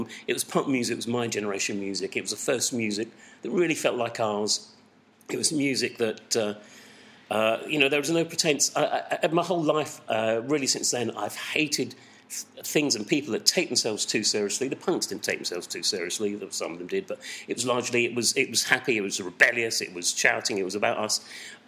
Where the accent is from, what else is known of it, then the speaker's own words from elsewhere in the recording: Southend-on-Sea, East of England, United Kingdom; I grew up in Southend